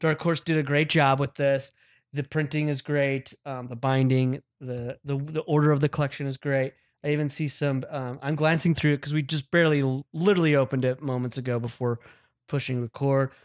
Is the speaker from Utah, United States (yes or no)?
yes; Utah, United States; now in Los Angeles, United States; my home state, Utah